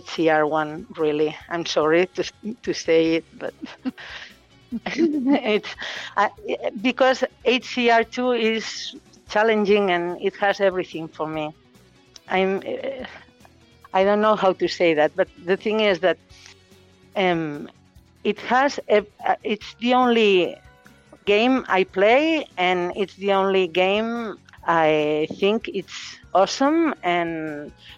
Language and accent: English; Catalonia, Spain; first language Catalan; English is a second language; in Catalonia, my region, we speak Spanish and Catalan, and my mother tongue is Catalan.